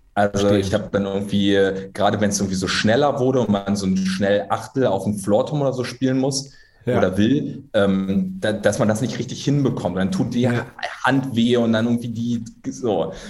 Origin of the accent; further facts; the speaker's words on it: Berlin, Germany; moved away as an adult; also born or lived in Hamburg / Kassel; Ich bin gebürtiger Berliner